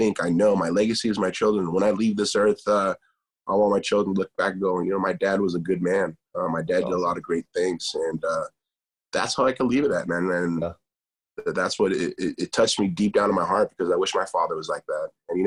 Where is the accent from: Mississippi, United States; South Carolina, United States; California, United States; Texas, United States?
California, United States; Huntington Beach; As a Mexican-American, but I was born here in Huntington Beach, California